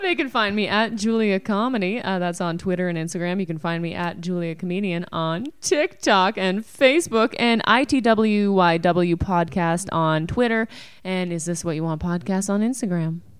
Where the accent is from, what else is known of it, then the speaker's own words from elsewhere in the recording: Canada; we're Canadian